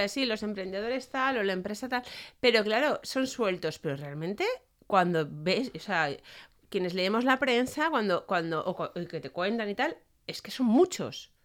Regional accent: Valencia, Valencian Community, Spain

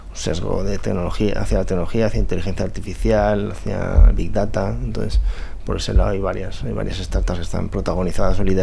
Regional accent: Valencian Community, Spain; moved away as an adult; soy valenciano

